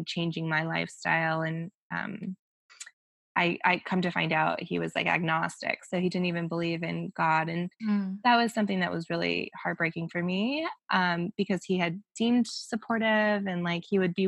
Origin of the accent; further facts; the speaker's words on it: Denver, Colorado, United States; moved away as an adult; also born or lived in Orange County / Newport Beach; now in Los Angeles, United States; I grew up technically, yeah, in Denver. So I left right out of high school